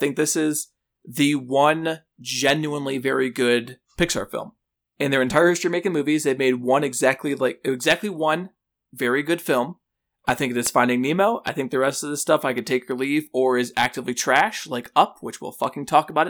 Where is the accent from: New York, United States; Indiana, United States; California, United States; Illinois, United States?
Illinois, United States; Chicago; It's a little movie called On the Line, set in my hometown, Chicago, and Lance Bass.